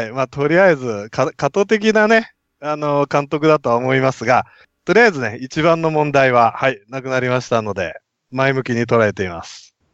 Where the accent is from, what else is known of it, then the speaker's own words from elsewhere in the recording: Nagoya, Aichi, Japan; 名古屋人としては